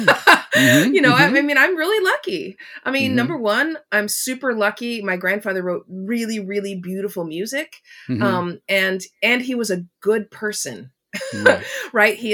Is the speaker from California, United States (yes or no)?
yes; Los Angeles, California, United States; I mean, I live on the East Coast of the U.S., but I grew up in Los Angeles, so in my cooking, I use a lot of different kind of peppers